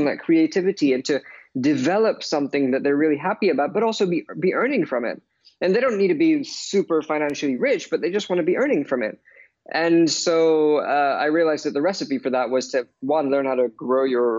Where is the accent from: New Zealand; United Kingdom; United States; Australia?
United Kingdom; London; But obviously, growing up in London, not only am I influenced by pop and jazz